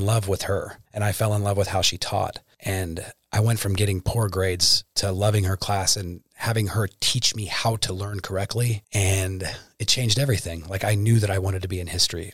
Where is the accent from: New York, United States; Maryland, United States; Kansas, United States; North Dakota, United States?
Kansas, United States; Pomona Lake, near Topeka; also born or lived in Wichita, Kansas; originally from Wichita, Kansas. Born there. My family moved to Pomona Lake, just south of Topeka